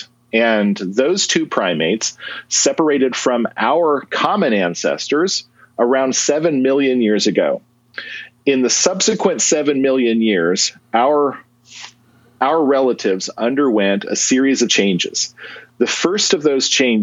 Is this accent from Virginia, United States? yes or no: no; Western Kansas, United States; moved away; I grew up in Western Kansas, and when I was a kid, I used to find fossils